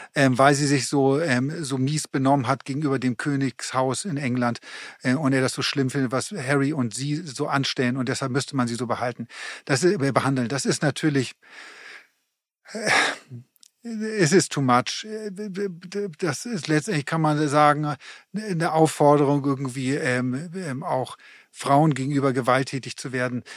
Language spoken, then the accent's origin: German; Hamburg, Germany; für uns als Hamburger